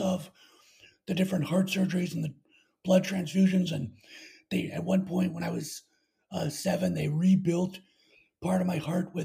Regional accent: Elk River, Minnesota, United States; I live in Elk River, Minnesota, and I was born here and raised here.

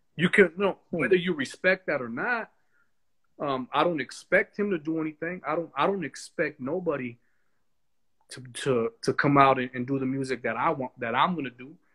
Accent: United States; I am an American

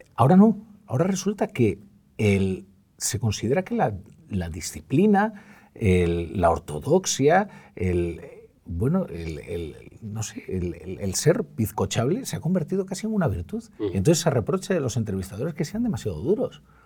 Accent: Galicia, Spain; yo soy un gallego que, que no dice graciñas

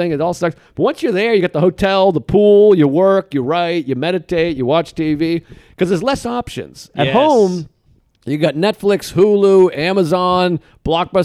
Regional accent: Boston, Massachusetts, United States; moved away; I grew up in Boston, which is like just a great city

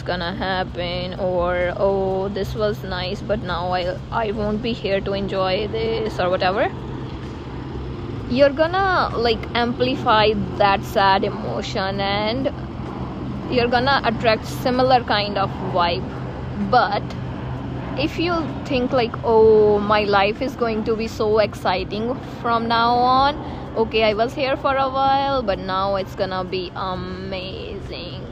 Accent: India; moved away as an adult; now in Canada; I am from India

